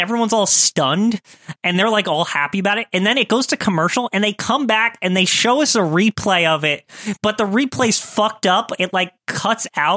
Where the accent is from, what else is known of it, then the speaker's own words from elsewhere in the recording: New Jersey, United States; I'm from Jersey